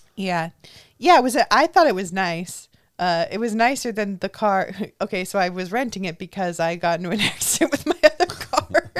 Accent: Orange County, California, United States; Nobody ever thinks I'm from Orange County. No one ever thinks I'm from here.

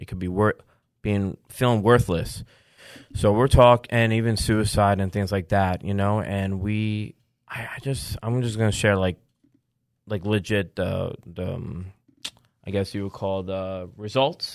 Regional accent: New York, United States; as a New Yorker

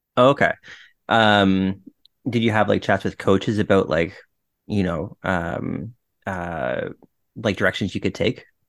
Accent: Ottawa, Ontario, Canada; I was, like, a Stittsville kid

